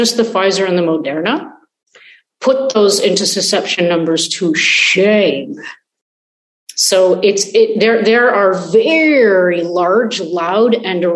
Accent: Canada; moved away as an adult; now in Israel; I am a Canadian. So one day, you know, if things turn around, I hope to be able to repatriate

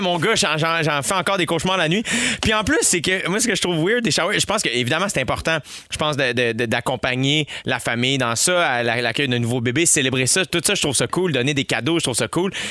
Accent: Saint-Constant, Quebec, Canada; also born or lived in Montreal; J'ai grandi, je suis né à Saint-Constant en banlieue mm. jusqu'à l'âge de 12 ans. Ensuite de ça, de 12 à 22 en campagne

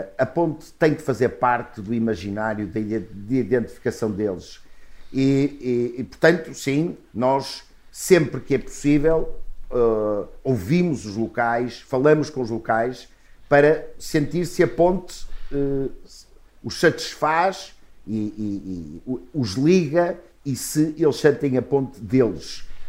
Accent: Portugal; sou português e adoro o meu país

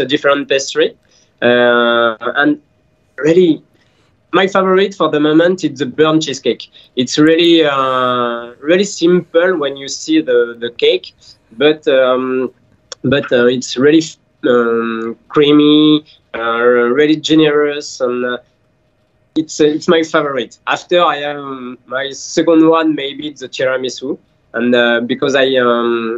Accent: France; English is a second language; moved away as an adult; also born or lived in Paris; now in Dubai, United Arab Emirates; I'm from France.

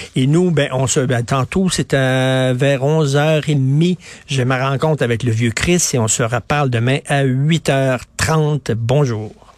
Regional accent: Montreal, Quebec, Canada; moved away; Je viens de Verdun. J'y vais régulièrement voir ma mère, ma sœur qui habite à Verdun

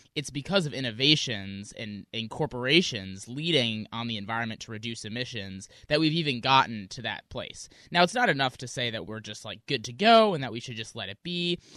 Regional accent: Wisconsin, United States; now in Seattle, United States; I grew up in Wisconsin. I'm now here in Seattle

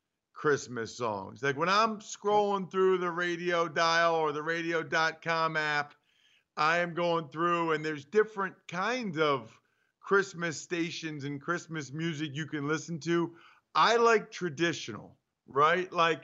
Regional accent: Pennsylvania, United States; maybe it's because I'm from Pennsylvania.

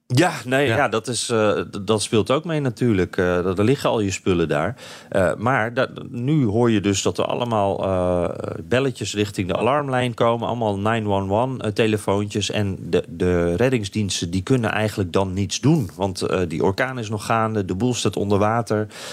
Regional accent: Netherlands; wij als Nederlanders

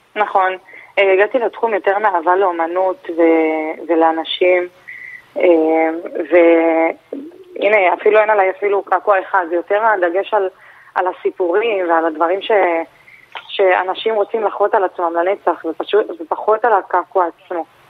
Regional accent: Holon, Tel Aviv District, Israel; גדלתי בג'סי כהן, האמת שגם ברחוב עצמו

